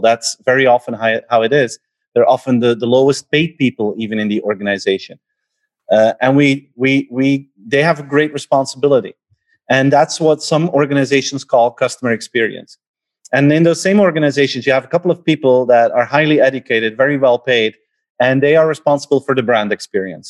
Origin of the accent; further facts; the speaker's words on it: Belgium; I'm from Belgium